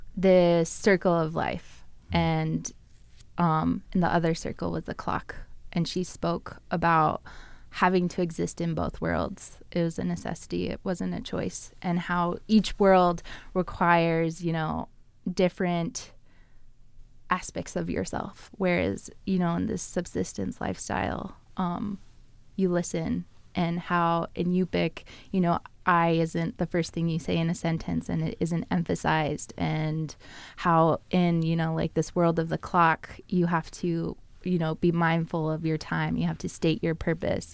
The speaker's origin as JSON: {"language": "English", "area": "Bristol Bay area, Igiugig", "region": "Alaska", "country": "United States", "tie": "born or raised there", "moved": "yes", "said": "I grew up in the Bristol Bay area, um, in Iquiagic, and I grew up on a river"}